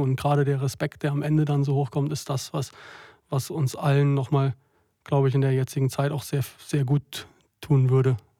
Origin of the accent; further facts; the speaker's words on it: home village near Trier, Rhineland-Palatinate, Germany; mein Heimatdorf und wo meine ganze Familie verwurzelt ist, ähm, nicht weit weg hier, hier von Trier